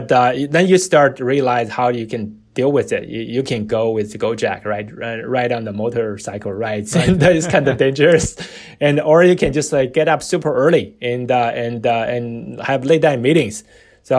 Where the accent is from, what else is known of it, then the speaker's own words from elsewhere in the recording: New York City, New York, United States; So, you know, we're from New York City, you know, from our perspective, everything's regulated, right?